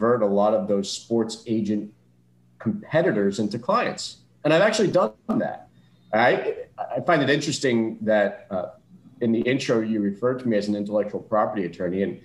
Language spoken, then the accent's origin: English; South Florida, United States; I was born and raised in South Florida